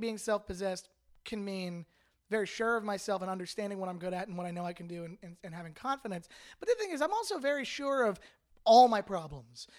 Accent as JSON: {"language": "English", "country": "Canada", "tie": "born or raised there", "moved": "as an adult", "lives_now": "Los Angeles, United States", "said": "I'm a dual citizen with Canada, United States, lived in Canada my whole life"}